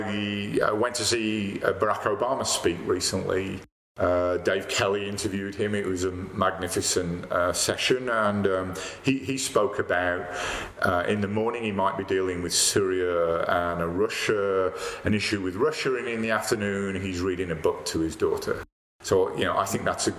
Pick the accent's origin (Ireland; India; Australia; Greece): Ireland; Dublin, Leinster; also born or lived in United Kingdom; now in Calgary, Canada; I was born in Dublin